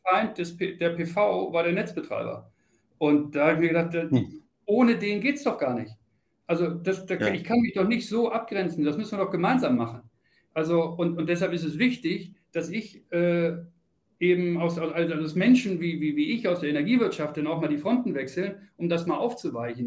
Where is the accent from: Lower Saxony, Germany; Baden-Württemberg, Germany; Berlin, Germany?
Lower Saxony, Germany; Celle; moved away as an adult; now in Munich, Germany; ich komme aus Niedersachsen, Celle und äh, habe da auch viele Jahre, bin da groß geworden